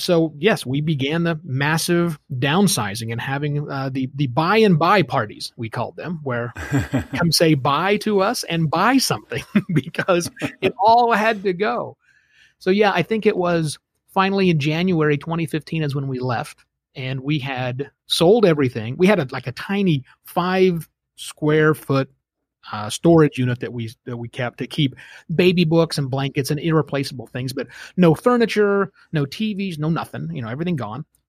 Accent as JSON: {"language": "English", "region": "Oklahoma", "country": "United States", "tie": "born or raised there", "also_born_or_lived": "Phoenix", "moved": "as an adult", "said": "I'm born and raised in Oklahoma."}